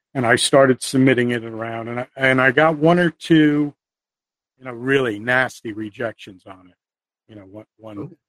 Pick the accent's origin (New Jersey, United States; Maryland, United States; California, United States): New Jersey, United States; the Northeast; I'm from the Northeast. I have a very New Jersey attitude